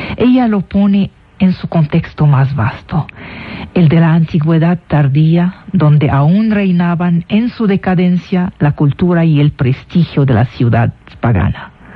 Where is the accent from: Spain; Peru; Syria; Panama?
Syria; Damascus, Damascus Governorate; now in Mexico; yo nací en Damasco. Es decir, mi origen es sirio. Pero ya llevo de mexicana 12 años oficiales y 20 años en el país.